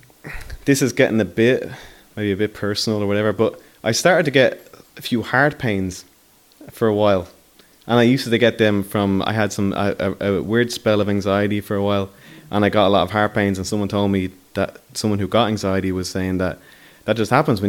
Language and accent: English; Dublin, Leinster, Ireland; I come from Talla.